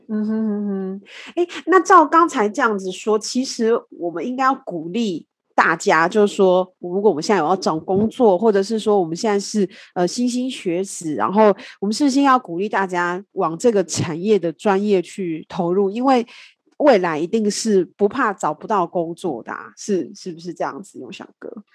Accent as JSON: {"language": "Chinese", "region": "Kaohsiung", "country": "Taiwan", "said": "因为我是高雄人"}